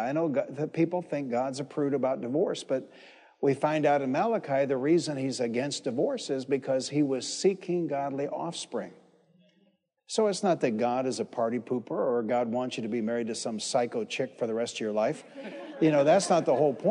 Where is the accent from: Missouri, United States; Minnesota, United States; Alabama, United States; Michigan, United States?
Michigan, United States; Detroit; the church I grew up in Detroit, Michigan.